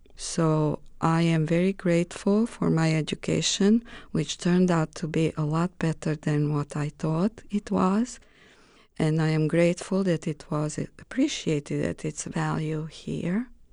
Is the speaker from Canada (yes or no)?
no; Romania; born or raised there; English is a second language; moved away as an adult; also born or lived in Greece